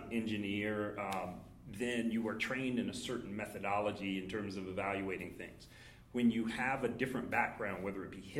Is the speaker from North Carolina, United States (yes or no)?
yes; Durham, North Carolina, United States; moved away as an adult; I'm a Durham native. I'm a returning Durham native. Grew up here in the shadow